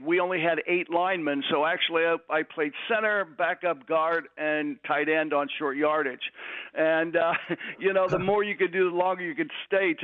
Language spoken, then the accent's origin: English; Pittsburgh, Pennsylvania, United States; moved away; also born or lived in Philadelphia / Michigan / Detroit; I'm from Pittsburgh